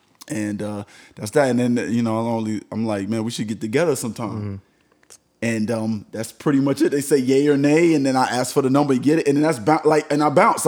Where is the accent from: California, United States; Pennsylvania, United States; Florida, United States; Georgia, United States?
Florida, United States; Miami-Dade County; I'm from Miami-Dade County.